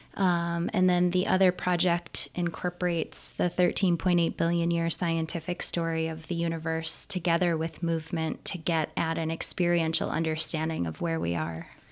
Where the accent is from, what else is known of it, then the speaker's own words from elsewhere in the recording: Niagara County, New York, United States; i grew up just north of the erie canal and south of the belly the southern belly of lake ontario